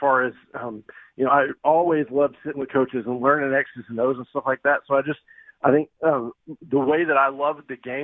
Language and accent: English; Tacoma, Washington, United States; I grew up in Tacoma in the 80s and early 90s